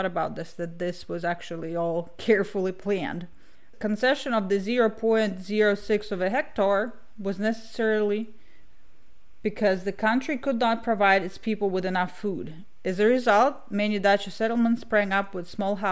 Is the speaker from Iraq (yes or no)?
no; Kazakhstan; moved away; also born or lived in Russia; growing up in Kazakhstan, when we lived in a suburbia type of thing